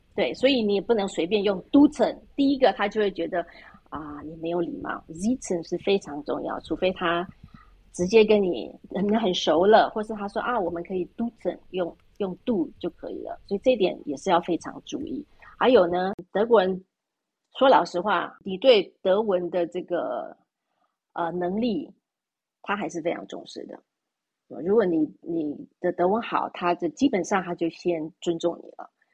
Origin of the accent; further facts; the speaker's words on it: Taiwan; moved away as an adult; also born or lived in Germany; now in Switzerland; 就像我们在台湾，出生长大的呢